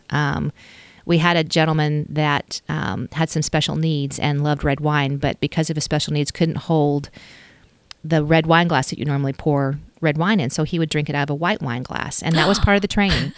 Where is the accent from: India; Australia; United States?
United States; Stillwater; moved away as an adult; also born or lived in Dallas / Los Angeles / Chicago / Washington, D.C.; I grew up in Stillwater